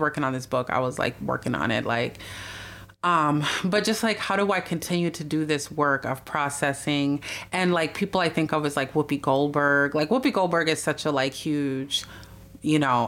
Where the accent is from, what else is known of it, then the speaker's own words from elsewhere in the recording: Minneapolis, Minnesota, United States; they came to Minneapolis, and I was the first person in our family born here.